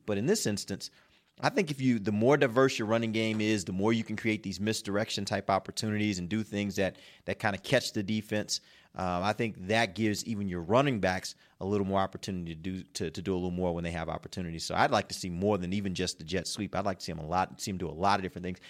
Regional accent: Houston, Texas, United States; born or raised there; moved away

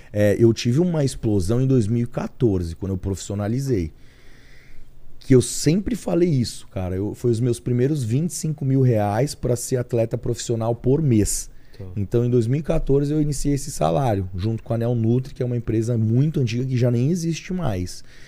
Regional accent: São Paulo, Brazil; eu nasci realmente aqui em São Paulo mesmo, São Paulo capital. E num, num bairro do Imirim, Cachoeirinha, meio que na região da Zona Norte mesmo

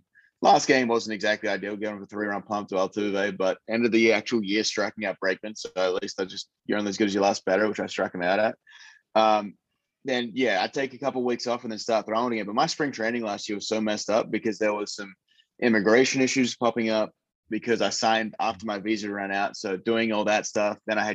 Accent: Western Australia, Australia; which was what we grew up in Australia. Like I'd play there and then I'd be with part of the West Australian Institute of Sport

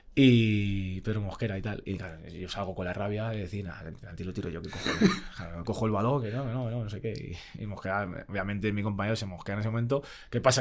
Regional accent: Madrid, Community of Madrid, Spain; also born or lived in Fuenlabrada / Italy; yo, porque soy de Madrid, no me quería ir a ningún lado

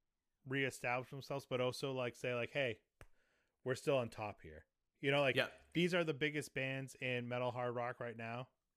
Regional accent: New England, United States; I grew up I grew up in New England, where they're from.

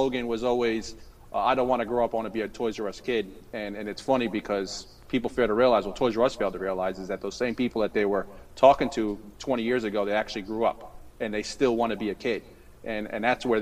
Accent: Yonkers, New York, United States; now in Florida, United States; I'm originally from New York, Yonkers, New York.

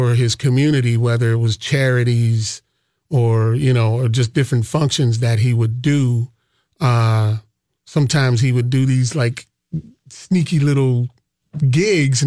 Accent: Pittsburgh, Pennsylvania, United States; moved away as an adult; now in Minneapolis, United States; I'm originally from Pittsburgh, Pennsylvania

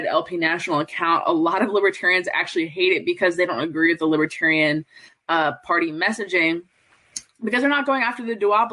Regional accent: Montgomery County, Maryland, United States; where I grew up in Montgomery County, Maryland

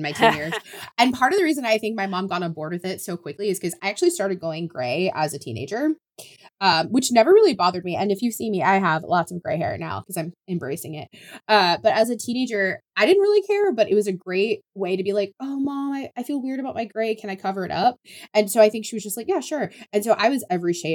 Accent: Oklahoma, United States; I grew up in Oklahoma

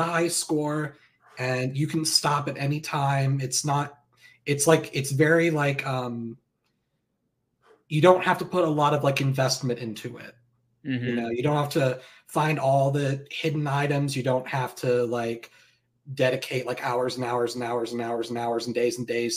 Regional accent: Springfield, Missouri, United States; He's from the same city I am

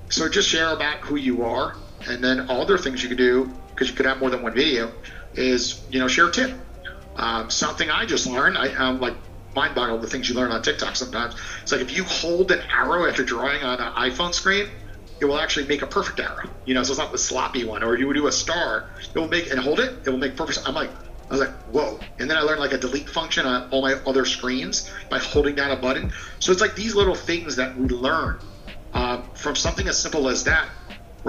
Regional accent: New York, United States; now in Florida, United States; I'm from New York

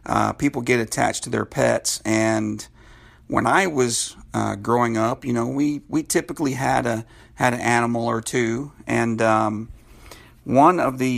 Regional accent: California, United States; born there; Now, I was born in California, lived there for many years

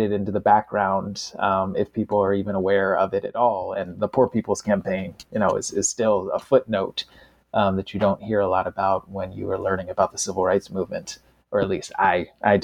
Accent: Washington, District of Columbia, United States; I grew up in Washington, D.C., and I heard stories about the 68 riots after King's assassination

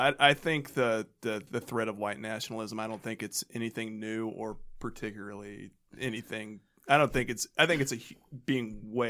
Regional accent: Georgia, United States; I'm from Georgia.

